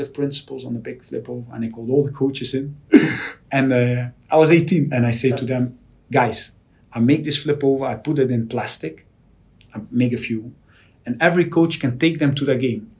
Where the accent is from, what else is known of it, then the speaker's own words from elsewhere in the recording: Netherlands; moved away as an adult; also born or lived in Porto; now in Liverpool, United Kingdom; if you're Dutch, you grew up with Cruyff